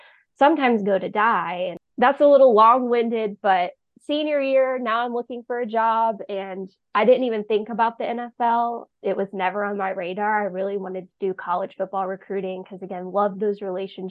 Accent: North Carolina, United States; I was born and raised in North Carolina

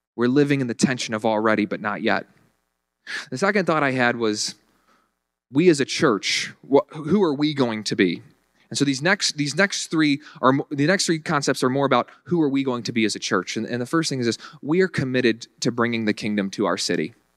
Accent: Virginia, United States; moved away as an adult; now in Buffalo, United States; I went back home to Virginia one time

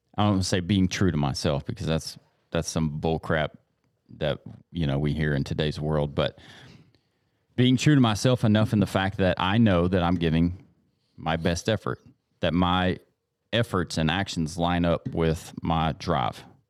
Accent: East Texas, United States; We grew up in East Texas, you're going to church when the doors are open

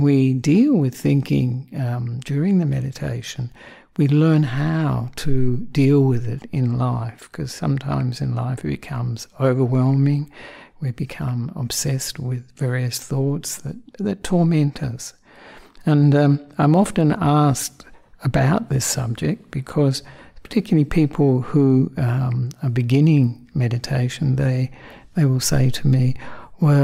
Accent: Australia; also born or lived in Sri Lanka; I'm the Australian monk who ordained with Ajahn Brahm about 23 years ago

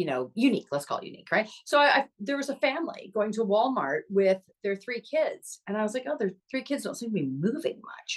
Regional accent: Canada

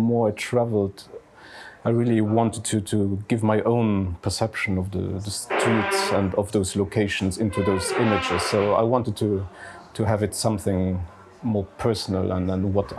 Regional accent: Esch-sur-Alzette, Luxembourg; now in Luxembourg City, Luxembourg; I grew up in Esch-sur-Alzette, so the second largest city in Luxembourg. Now I'm living in Luxembourg City.

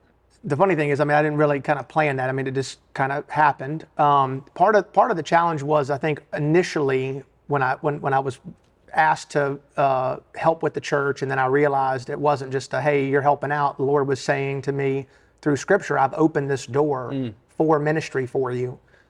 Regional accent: Richmond, Virginia, United States; accent: Alabama; So, born and raised in Richmond, Virginia. So native. Sound like I'm from Alabama, though.

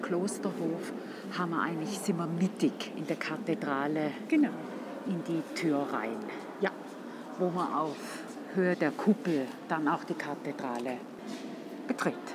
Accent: St. Gallen, Switzerland; als St. Galler

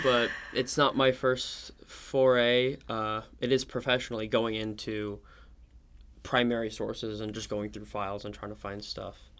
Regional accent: Oklahoma City, Oklahoma, United States; I'm from Oklahoma City

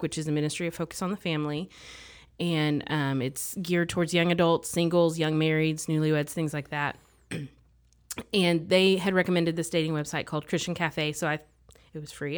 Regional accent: Mississippi, United States; moved away as an adult; now in Texas, United States; I grew up in Mississippi. I lived there for ten years

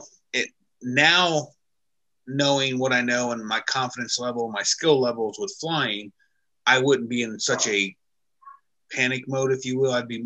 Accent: Florida, United States; I'm from Florida

